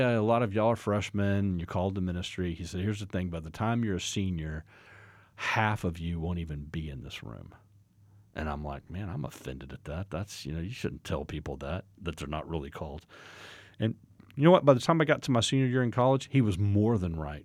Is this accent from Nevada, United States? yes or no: no; Fort Worth, Texas, United States; moved away as an adult; now in Oklahoma, United States; I was born and raised in a suburb of Fort Worth, Texas